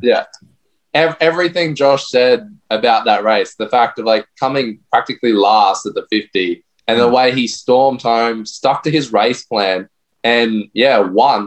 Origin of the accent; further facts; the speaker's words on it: Brisbane, Queensland, Australia; now in Gold Coast, Australia; I'm from Brisbane myself